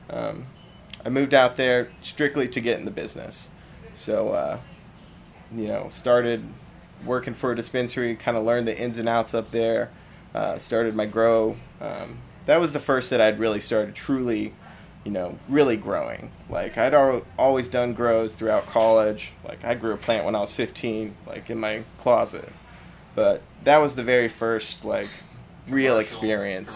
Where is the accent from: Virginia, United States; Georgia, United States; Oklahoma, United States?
Oklahoma, United States; Claremore; I grew up in Claremore, Oklahoma.